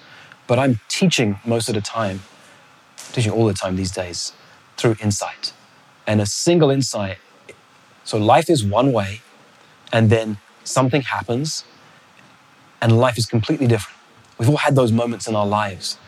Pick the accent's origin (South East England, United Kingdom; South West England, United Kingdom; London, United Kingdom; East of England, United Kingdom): London, United Kingdom; also born or lived in Botswana; I come from London where we have double-decker buses.